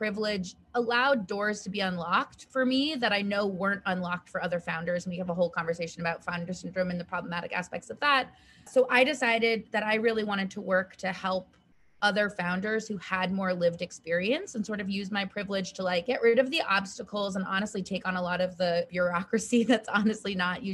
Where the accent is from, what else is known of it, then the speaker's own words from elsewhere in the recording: Western Massachusetts, United States; also born or lived in China; a white, cisgendered, middle-class woman growing up in Western Massachusetts